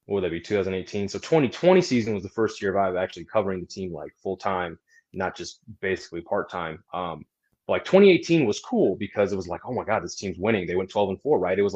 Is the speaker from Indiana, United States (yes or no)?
no; Iowa, United States; also born or lived in Savannah, Georgia; I was in Savannah, Georgia, moved back to my home state of Iowa.